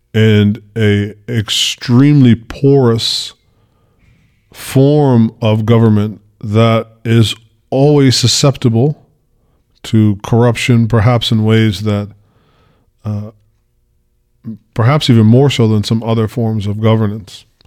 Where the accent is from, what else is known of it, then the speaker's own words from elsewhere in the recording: United States; I'm from America